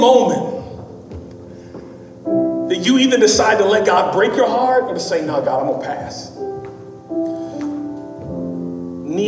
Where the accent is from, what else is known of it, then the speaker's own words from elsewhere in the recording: Memphis, Tennessee, United States; also born or lived in Dallas; I'm from Memphis. I went to school in Dallas. I lived in Dallas for several years, but I'm born, raised in Memphis.